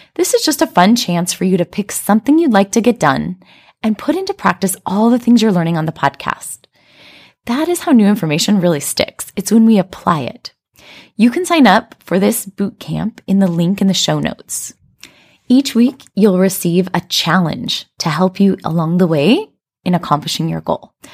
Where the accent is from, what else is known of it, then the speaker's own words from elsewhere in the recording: United States; moved away as an adult; now in China; a sense of being an American like I had growing up in America